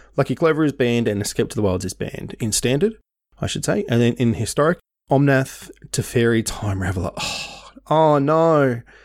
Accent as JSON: {"language": "English", "region": "Tasmania", "country": "Australia", "tie": "born or raised there", "moved": "yes", "lives_now": "Melbourne, Australia", "said": "I moved from Tasmania to Melbourne, man, how long ago? Nearly n, eighteen years ago?"}